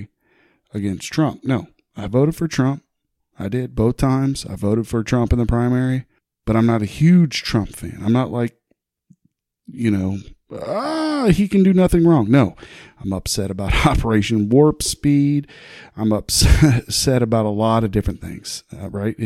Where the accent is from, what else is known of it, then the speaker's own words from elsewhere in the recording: Huber Heights, Ohio, United States; I was born and raised here in Ohio. I was born and raised in Huber Heights.